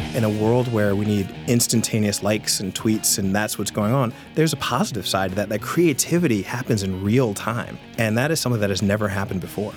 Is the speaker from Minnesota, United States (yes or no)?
no; Richmond, Virginia, United States; moved away; born and raised here